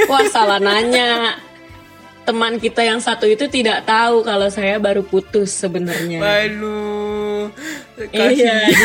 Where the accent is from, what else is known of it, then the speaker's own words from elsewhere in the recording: Tangerang, Banten, Indonesia; Uh, asalku di Tangerang dan um, aku sekarang lagi kuliah semester menuju semester 7 sastra Jerman di Universitas Indonesia.